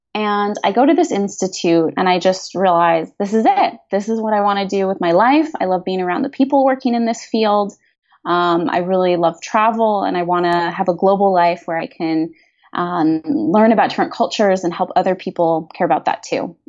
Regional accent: United States; also born or lived in Madrid / Barcelona / San Francisco Bay Area; as Americans

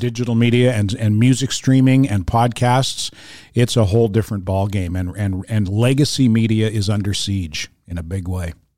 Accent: Fredericton, New Brunswick, Canada; now in Montreal, Canada; my exposure to French growing up in Fredericton, New Brunswick

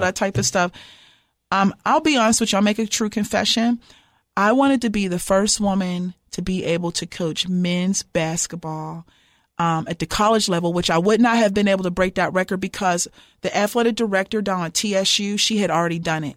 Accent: Pittsburgh, Pennsylvania, United States; moved away as an adult; also born or lived in Martin, Tennessee; now in Cookeville, United States; I'm from Pittsburgh, Pennsylvania, and, um, born and raised

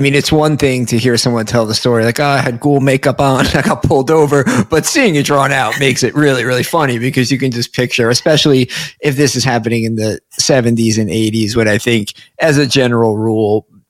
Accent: Essex County, New Jersey, United States; I grew up in Essex.

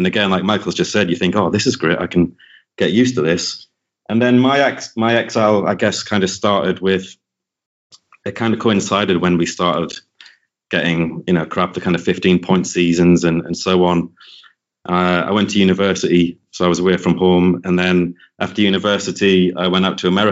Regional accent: Sunderland, North East England, United Kingdom; now in London, United Kingdom; Born and raised in Sunderland.

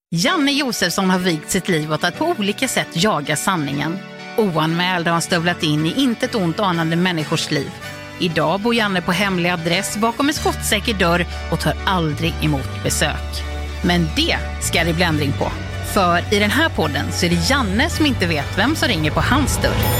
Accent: Kristinehamn, Värmland, Sweden; moved away; folk i Kristinehamn där jag kommer ifrån

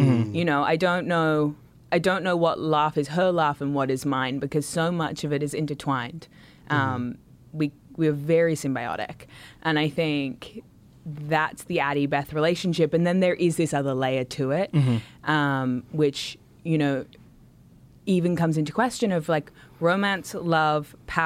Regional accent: Australia; I'm from Australia.

